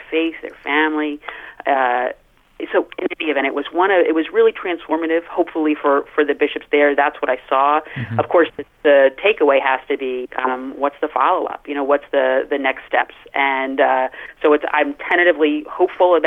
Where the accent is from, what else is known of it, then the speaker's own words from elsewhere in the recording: United States; We come from America where our Catholicism is of a particular kind